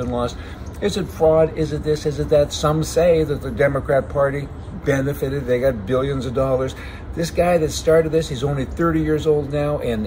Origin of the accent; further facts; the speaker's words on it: the Canadian Prairies, Canada; I'm from the West, from the prairies